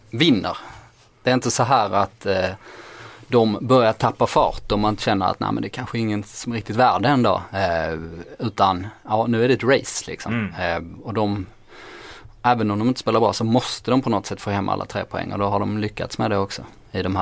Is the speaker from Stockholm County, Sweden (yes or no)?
yes; Stockholm, Stockholm County, Sweden; Mina hemtrakter utan bortanför Solna där. Ja, så det är bara att komma till Husby